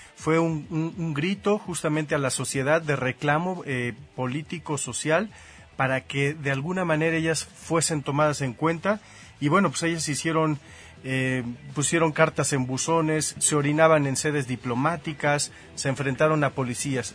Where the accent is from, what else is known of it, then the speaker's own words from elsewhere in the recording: Mexico; crecí aquí en México